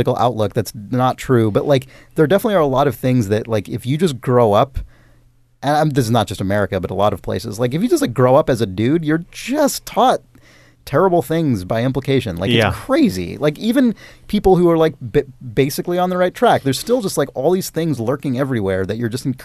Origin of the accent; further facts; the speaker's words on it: United States; As an American male